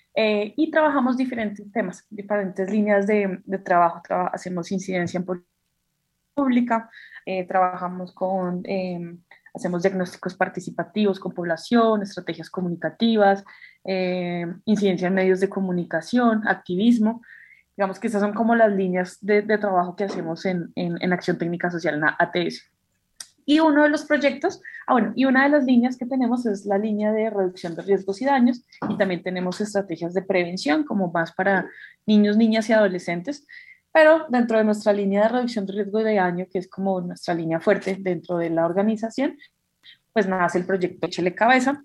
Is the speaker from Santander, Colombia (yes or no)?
no; Bogotá, Colombia; Vivo, eh, actualmente estoy viviendo como a las afueras de Bogotá, pero soy, soy de Bogotá